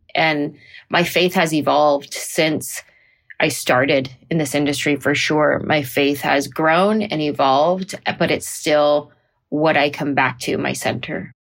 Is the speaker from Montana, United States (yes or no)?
no; San Jose, California, United States; I grew up in San Jose, California